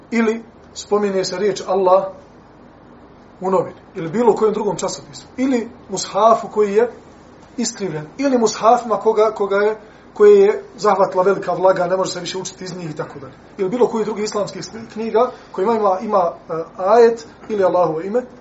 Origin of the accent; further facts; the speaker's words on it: Bosnia & Herzegovina; kod nas u Bosni